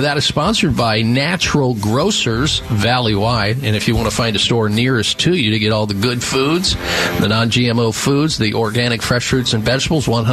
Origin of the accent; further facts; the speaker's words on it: Midwest, United States; Growing up in the Midwest